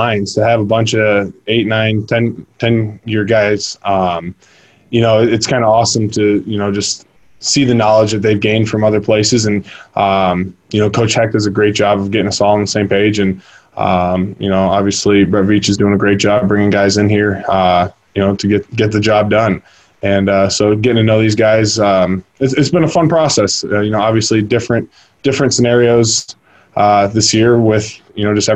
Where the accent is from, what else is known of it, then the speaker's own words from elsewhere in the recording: Michigan, United States; I'm from Michigan, so I go back up to Michigan